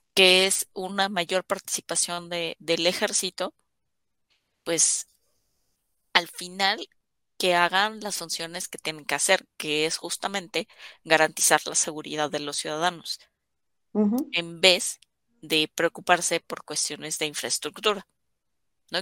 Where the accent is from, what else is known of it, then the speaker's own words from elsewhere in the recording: Mexico; como ciudadanos mexicanos tenemos